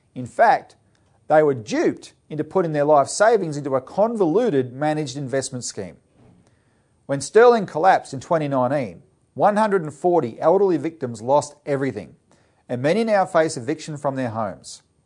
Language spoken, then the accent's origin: English; Australia; we as Australian citizens